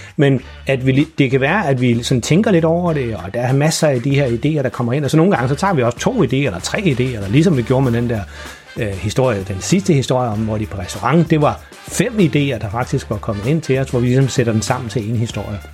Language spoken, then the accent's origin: Danish; Farum, Capital Region of Denmark, Denmark; moved away; jeg opvoksede i Farum